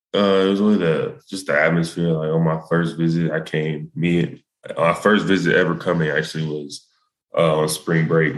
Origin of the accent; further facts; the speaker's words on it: Melissa, Texas, United States; moved away as an adult; also born or lived in Dallas, Texas; now in Boulder, United States; I was born in Dallas. I went to school in Melissa